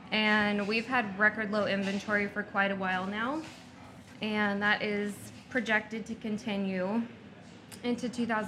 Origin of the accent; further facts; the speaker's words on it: Whatcom County, Washington, United States; My husband and I are a great example of two people who were born and raised in Whatcom County, and we attended local colleges, and we were able to find jobs here.